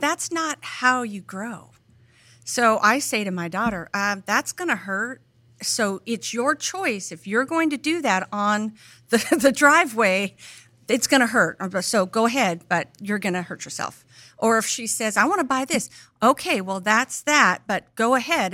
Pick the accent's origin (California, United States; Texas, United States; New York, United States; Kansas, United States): California, United States; between LA and Bakersfield; born or raised there; also born or lived in Oklahoma; now in Tennessee, United States